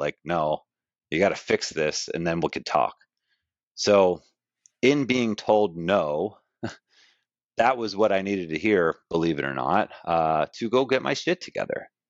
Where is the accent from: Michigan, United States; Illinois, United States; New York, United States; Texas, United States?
New York, United States; Glen Cove; I grew up uh in Glen Cove, Long Island. So I was born in New York City. Uh, baby, was out on Long Island where my parents lived. Grew up there.